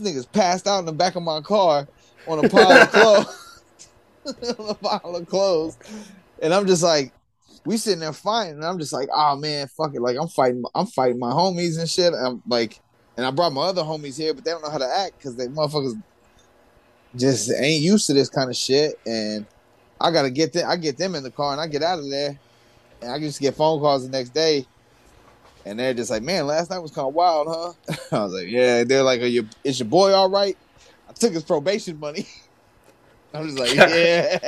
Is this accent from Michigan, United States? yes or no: no; New York, United States; I'm from New York, son.